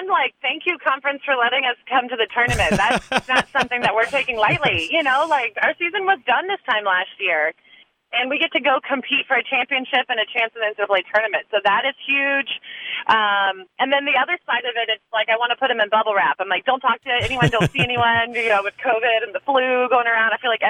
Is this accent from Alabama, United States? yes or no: yes; Alabama, United States; moved away; I'm from Alabama.